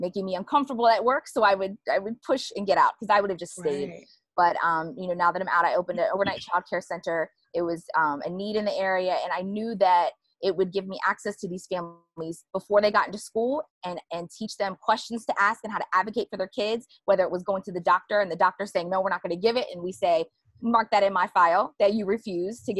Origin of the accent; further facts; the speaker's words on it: Annapolis, Baltimore area, Maryland, United States; also born or lived in Eastern Shore, Maryland; I grew up around the Annapolis, Baltimore area in Maryland. And now I live all the way on the other side of Maryland by the ocean, by the beach